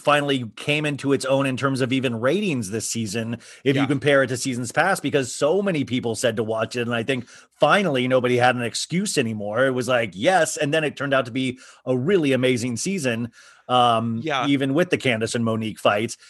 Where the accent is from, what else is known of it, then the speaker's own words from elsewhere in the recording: Kansas, United States; we're from Kansas